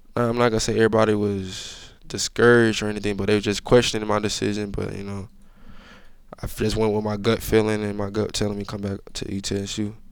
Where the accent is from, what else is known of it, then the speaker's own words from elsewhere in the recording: Georgia, United States; moved away; I'm from Georgia